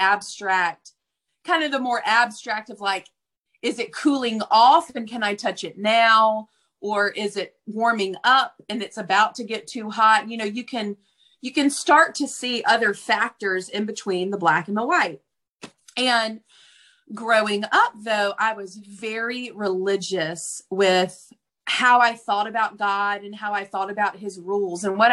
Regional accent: Deep South, United States; I grew up in the Deep South

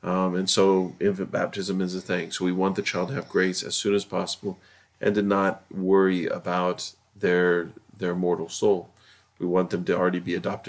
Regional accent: United States; We're very American and we're very pragmatic

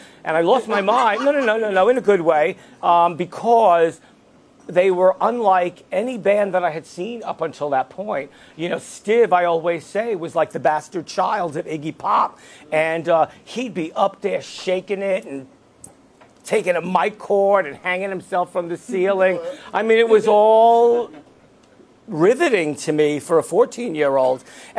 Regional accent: New York City, New York, United States; I grew up in Brooklyn. I mostly grew up with my mom.

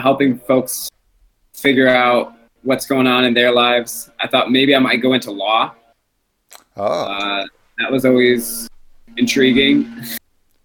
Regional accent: Grand Rapids, Michigan, United States; moved away as an adult; now in Sacramento, United States; my hometown of Grand Rapids

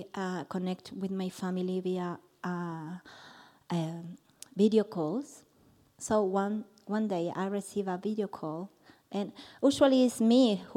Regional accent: Argentina; moved away; I'm from Argentina.

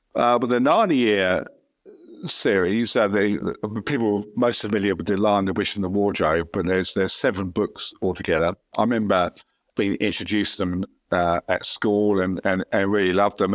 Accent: London, United Kingdom; moved away as an adult; now in Australia; I used to, uh, work in London and live nearby if I was born in London

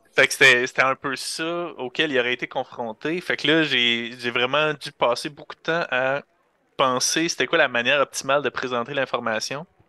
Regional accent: Rouyn-Noranda, Quebec, Canada

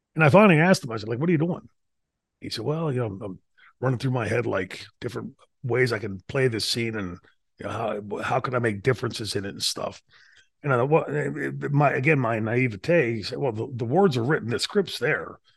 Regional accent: Pittsburgh, Pennsylvania, United States; I grew up in Pittsburgh

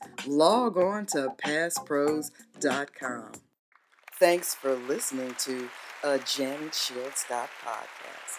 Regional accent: Indianapolis, Indiana, United States; I'm actually originally from Indianapolis

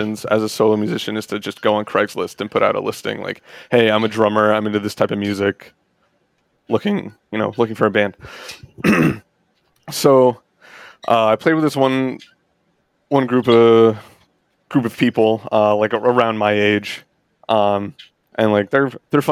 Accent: New Jersey, United States; moved away as an adult; now in Virginia, United States; I'm from New Jersey

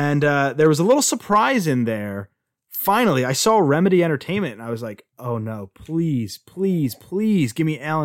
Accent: United States; I'm from America. I'm from America

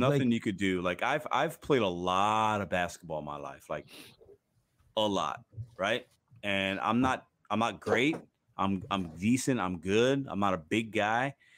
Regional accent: Chicago, Illinois, United States; I'm from Chicago

